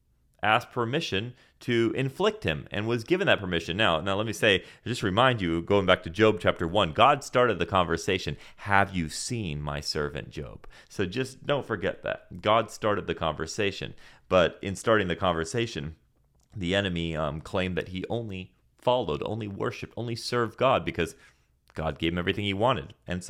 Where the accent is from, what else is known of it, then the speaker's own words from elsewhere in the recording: Senegal; See, I grew up again in Senegal, West Africa, and in Senegal we use this, which is called a mortar and a pestle.